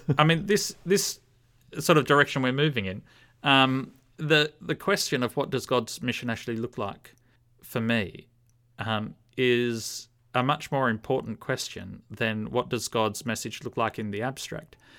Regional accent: Australia

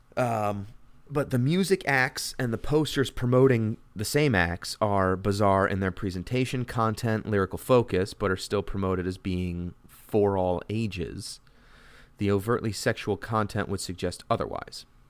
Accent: Connecticut, United States; I'm from Connecticut

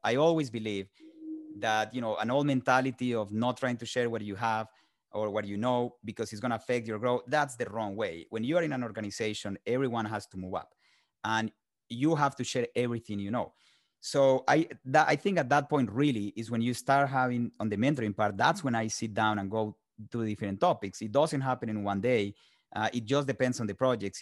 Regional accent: Colombia; moved away as an adult; now in United States; I was born in Colombia and raised in Colombia

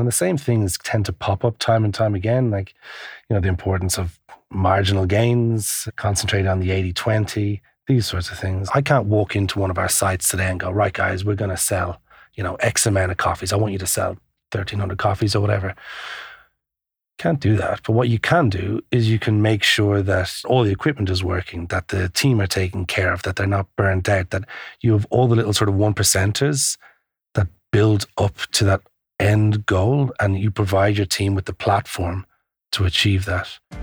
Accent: Ireland; moved away as an adult; also born or lived in Asia / Melbourne, Australia; now in London, United Kingdom; I'm from Ireland

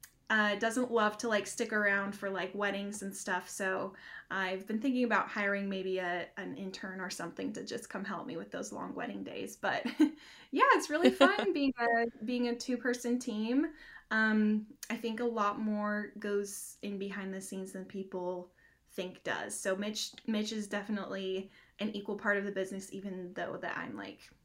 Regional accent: Utah, United States; moved away as an adult; now in Johnson City, United States; We're originally from Utah

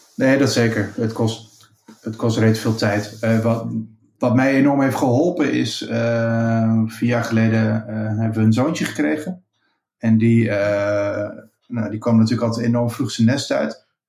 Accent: Achterhoek, Gelderland, Netherlands; in de achterhoek waar ik vandaan kom in Nederland.

